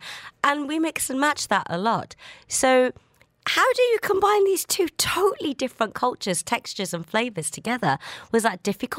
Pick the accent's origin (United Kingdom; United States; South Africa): United Kingdom; England; now in United Arab Emirates; So I'm Indian and I grew up in England.